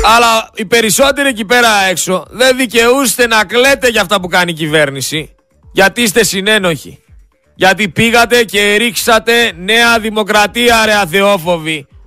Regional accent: Greece; δεν είμαστε Τούρκοι, είμαστε Έλληνες

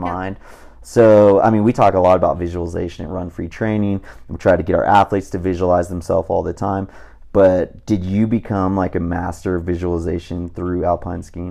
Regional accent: Southern California, United States; growing up in Southern California

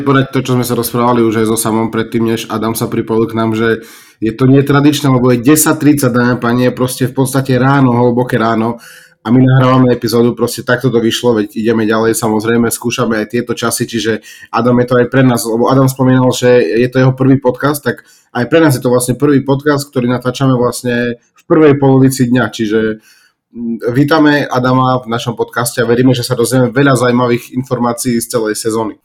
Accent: Bardejov, Prešov Region, Slovakia; ja som z Bardejova tiež

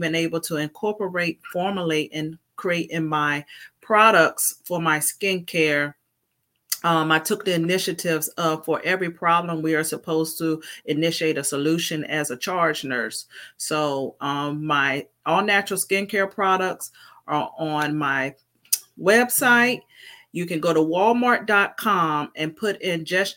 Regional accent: Virginia, United States; I am from Virginia

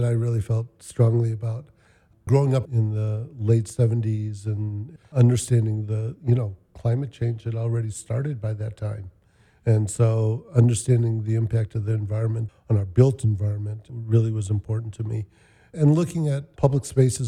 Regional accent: Chicago, Illinois, United States; born in Bronzeville, grew up in Kenwood

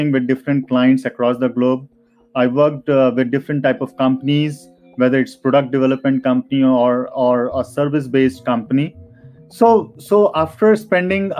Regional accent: Noida, Uttar Pradesh, India; I'm from Noida, which is very near to New Delhi.

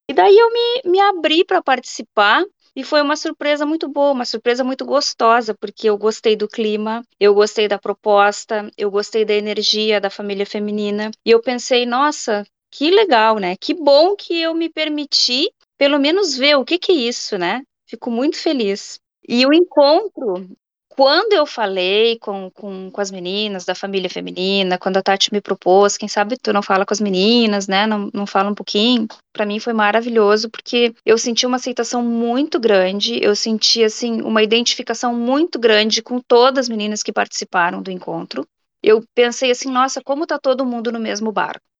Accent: Rio Grande do Sul, Brazil; moved away as an adult; now in Sweden; eu sou gaúcha, eu tô na Suécia há 10 anos, já vai fazer 11

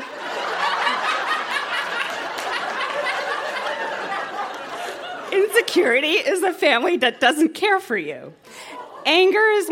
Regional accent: Toronto, Ontario, Canada; I was born on December 15, 1978, at Toronto General Hospital at 12:03 a.m.

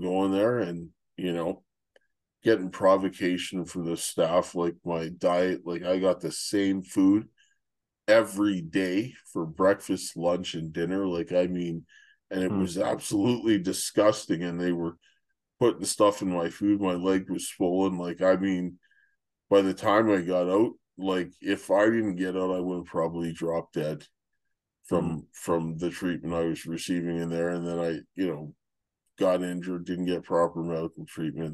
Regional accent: Canada; moved away as an adult; I'm Canadian

